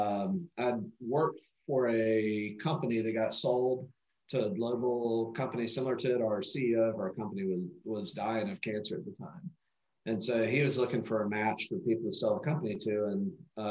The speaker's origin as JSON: {"language": "English", "region": "North Carolina", "country": "United States", "tie": "born or raised there", "said": "North Carolina, my home state"}